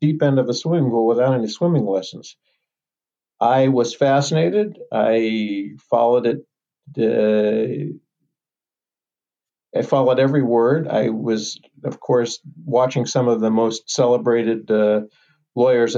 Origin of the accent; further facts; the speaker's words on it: Los Angeles, California, United States; Growing up, I did in Los Angeles